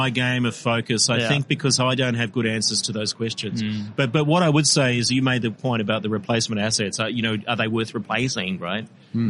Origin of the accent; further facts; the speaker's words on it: Victoria, Australia; born there; I was born in Victoria, but I accept no responsibility for what's happening.